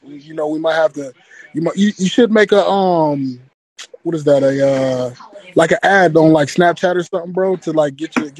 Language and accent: English; Canton, Ohio, United States; now in Minnesota, United States; I live in Minnesota right now, but I'm from Canton, man. I'm from Canton, Ohio.